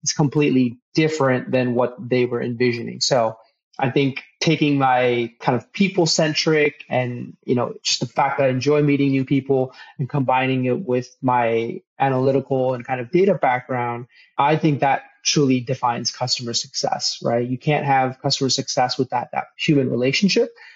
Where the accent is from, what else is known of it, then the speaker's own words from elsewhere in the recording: Toledo, Ohio, United States; also born or lived in Los Angeles, California / Mountain View, California; I grew up in Toledo, Ohio, of all places